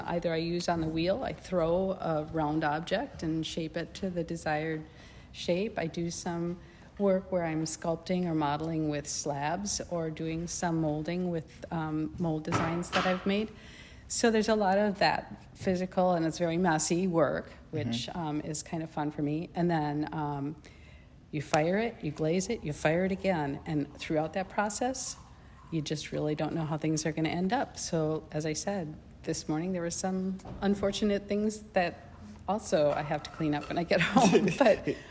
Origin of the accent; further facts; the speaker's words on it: Winona, Minnesota, United States; I'm from the area. I've lived in Winona.